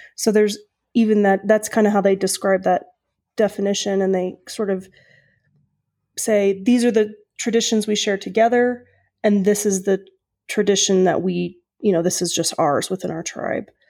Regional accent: Oklahoma, United States; moved away; I'm from Oklahoma originally

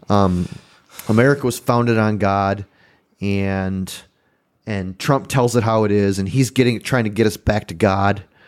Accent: United States; I'm American

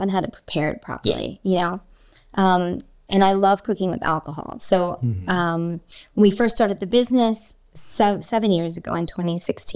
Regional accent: outside of Philadelphia, Pennsylvania, United States; I grew up outside of Philly

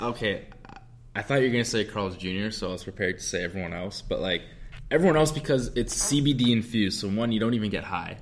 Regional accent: Canada; we're Canadian

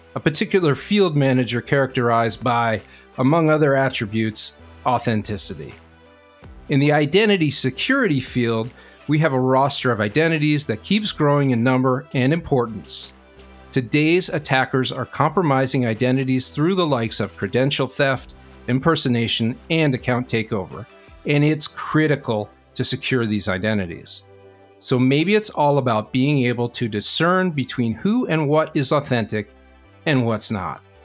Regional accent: New York, United States; moved away as an adult; now in Boston, United States; I'm originally from New York, been up here a little more than 15 years

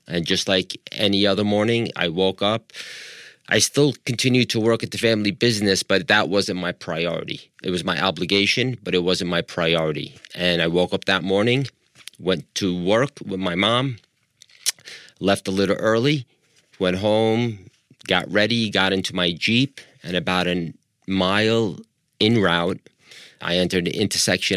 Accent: Long Island, New York, United States; accent: American; moved away as an adult; also born or lived in Libya; now in Los Angeles, United States; I moved to the States when I was five and a half, and we moved to, uh, Long Island, New York. I lived there for twenty-seven years

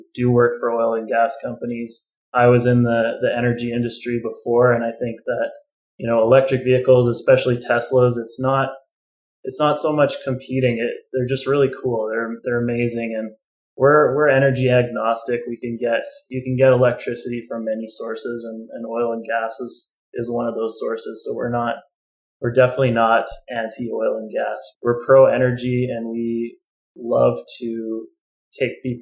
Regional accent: Calgary, Alberta, Canada; also born or lived in Edmonton / Hanna, Alberta; I'm a city boy, so I was growing up in Calgary and I went to university in Edmonton

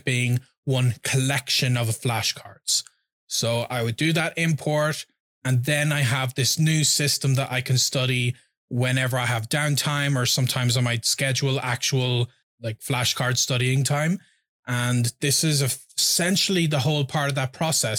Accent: Ireland; first language English

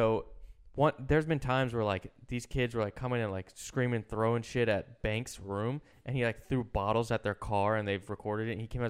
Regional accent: East Coast, United States; I'm from the East Coast.

